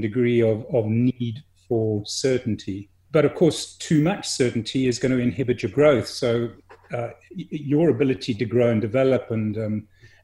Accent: South Africa; also born or lived in England; My family emigrated when I was a fairly young boy. I moved to a different country. I'm English born and, you know, now South African bred

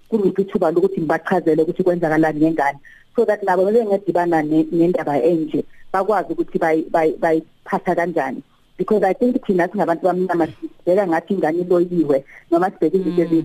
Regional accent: Johannesburg, Gauteng, South Africa; accent: Johannesburg Zulu; isiZulu sami lesiZulu saseGoli

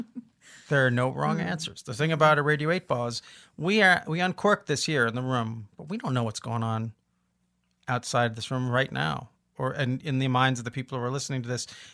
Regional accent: Olympia, Washington, United States; we're from Olympia

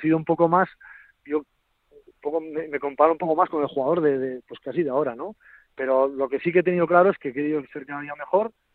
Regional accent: an hour from Pamplona, a village in the Navarre Pyrenees, Spain; soy de Chavalía, un pueblito que está a una hora de Pamplona y en el Pirineo

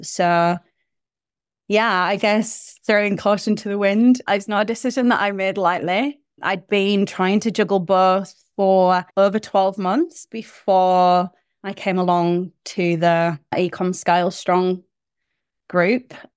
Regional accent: United Kingdom; moved away as an adult; now in New Zealand; I am originally from the U K, as you can tell by my accent

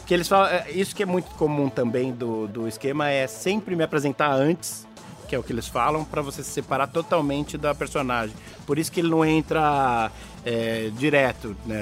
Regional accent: Brazil; eu sou do Brasil

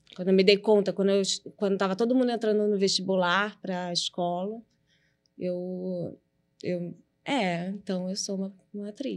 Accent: Rio de Janeiro, Brazil; Eu nasci na Gávea, onde meus pais moram até hoje, no apartamento

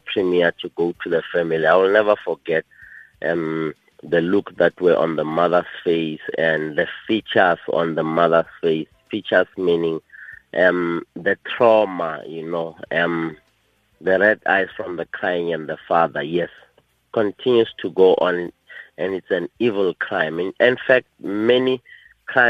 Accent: South Africa; my hometown in Bekazal

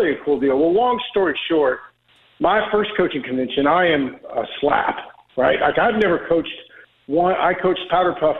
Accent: Oklahoma, United States; I'm from Oklahoma

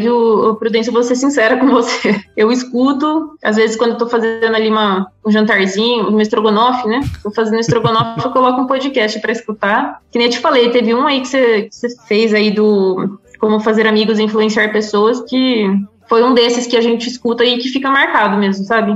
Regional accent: Brazil; moved away as an adult; also born or lived in Australia; now in Switzerland; desde que eu saí do Brasil, eu tenho orgulho de ser brasileira

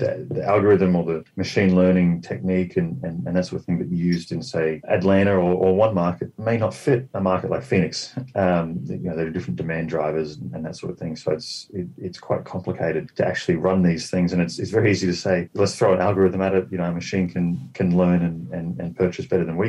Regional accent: Australia; moved away; I'm Australian, and I've got a lot of background in the property scene there

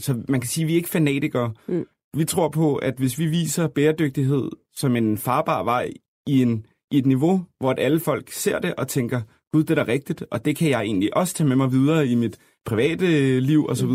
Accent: Copenhagen, Capital Region of Denmark, Denmark; vi er jo fra København alle sammen

